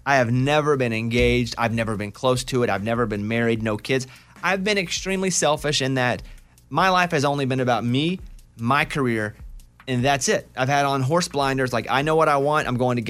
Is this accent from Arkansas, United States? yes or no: yes; Arkansas, United States; because growing up in Arkansas, even when I go home, it starts to slip back a little bit.